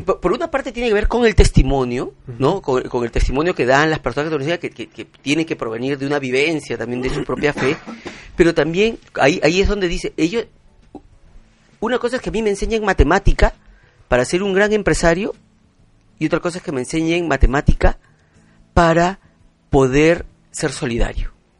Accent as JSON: {"language": "Spanish", "country": "Peru", "said": "como ciudadano, como, como peruano"}